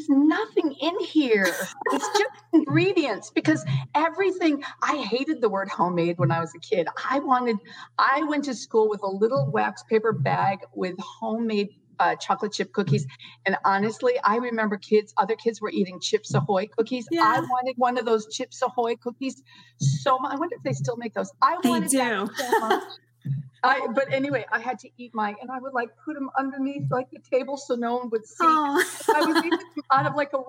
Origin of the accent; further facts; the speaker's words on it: New England, United States; I grew up in New England